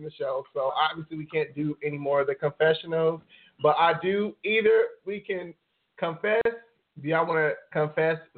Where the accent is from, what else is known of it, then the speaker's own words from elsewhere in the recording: Milwaukee, Wisconsin, United States; I'm from Milwaukee, Wisconsin. I'm city boy.